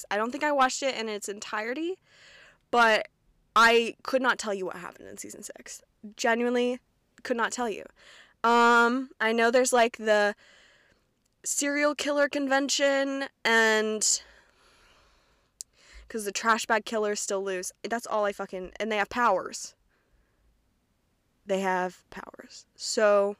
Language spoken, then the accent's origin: English; Kentucky, United States; accent: Midwestern; So real South Central Kentucky Bible Belt. And I might make references to that. My accent might come out a little bit. I have never really had one. I've had more of a Midwestern accent my entire life